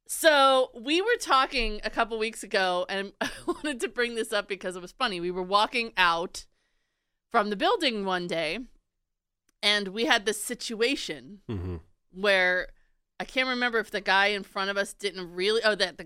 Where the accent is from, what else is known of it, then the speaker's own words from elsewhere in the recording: New York, United States; I'm from New York